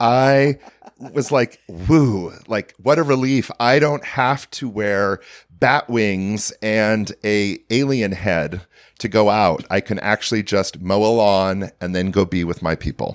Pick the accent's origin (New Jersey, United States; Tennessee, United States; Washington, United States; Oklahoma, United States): Washington, United States; near Portland, Oregon, a small town in Washington State, United States; I grew up in a small town in Washington State